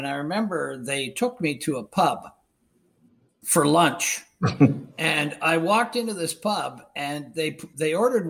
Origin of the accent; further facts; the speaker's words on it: Ontario, Canada; they said, so where are you from? And I said, well, I'm from the Beaches.